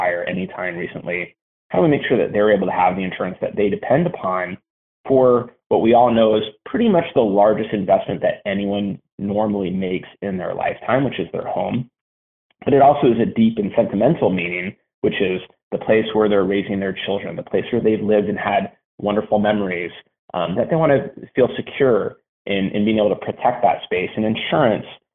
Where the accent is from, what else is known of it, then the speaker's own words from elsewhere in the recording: Los Angeles, California, United States; now in Marin County, United States; I was born in Los Angeles